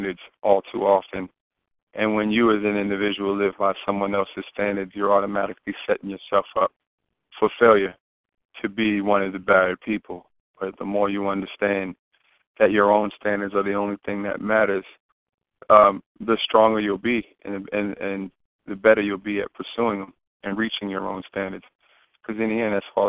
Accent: Prince George's County, Maryland, United States; also born or lived in Khartoum, Sudan; When I came back home to Prince George's County, Maryland, which is the wealthiest black county in the United States

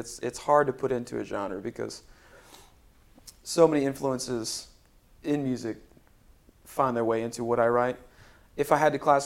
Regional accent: Spring Hill, Tennessee, United States; also born or lived in Florida / Nashville, Tennessee; my parents moved our family to Spring Hill, Tennessee, when I was 7. So I grew up in Middle Tennessee. But I'm from Florida, technically

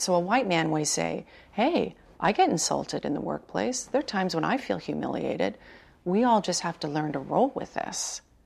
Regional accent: New York City, New York, United States; now in San Francisco, United States; I'm a Sagittarius from Brooklyn

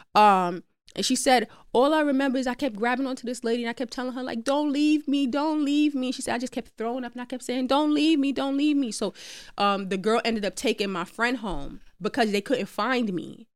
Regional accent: New York City, New York, United States; I'm from Queens

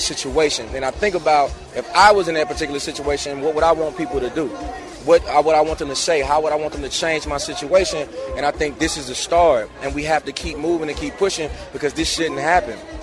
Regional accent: Meridian, Mississippi, United States; I'm from Mississippi

